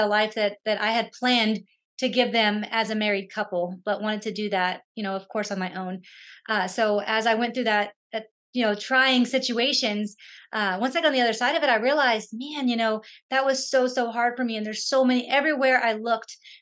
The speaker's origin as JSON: {"language": "English", "town": "San Antonio", "region": "Texas", "country": "United States", "said": "I'm from San Antonio"}